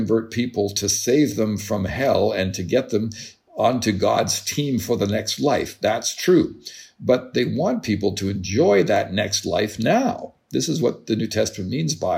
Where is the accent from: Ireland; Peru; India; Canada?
Canada; as a Canadian